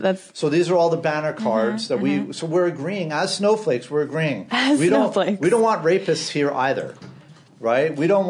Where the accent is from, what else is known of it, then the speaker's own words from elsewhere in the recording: New York City, New York, United States; I'm definitely American, 100% born and raised, right? Born in the Bronx.